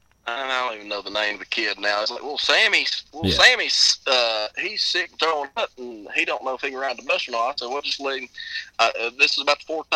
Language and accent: English; Inez, Kentucky, United States; I'm from, Inez, Kentucky.